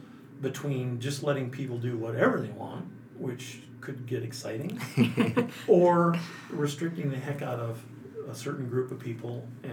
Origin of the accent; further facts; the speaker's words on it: Montana, United States; Because I've seen so many people that when I came from Montana, we had people up there that had settled in the 30s and had acreage and had a log house on acreage.